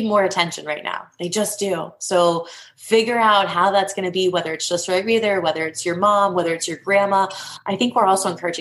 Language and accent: English; New Castle, Pennsylvania, United States; I'm actually from Newcastle, Pennsylvania